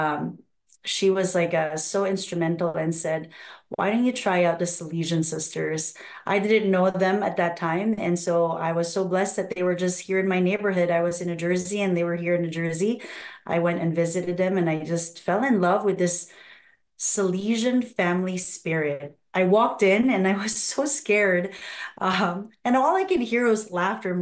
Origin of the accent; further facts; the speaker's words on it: Philippines; also born or lived in Nigeria; now in United States; I was born in Nigeria. Wow. And I was raised in the Philippines, and now I'm here.